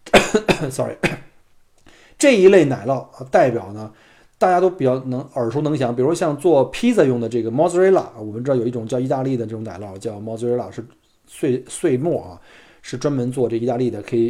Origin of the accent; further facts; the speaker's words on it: Beijing, China; 我呢，就一土生土长的北京人啊，当然可能北京人听我的口音并不北京了，因为从小生产生长在这个燕山石化。